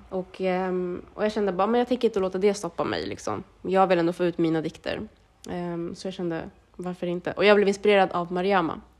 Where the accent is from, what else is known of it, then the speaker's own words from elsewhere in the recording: Sweden; jag är född och uppvuxen i Sverige, har inte liksom bott i Eritrea på så sätt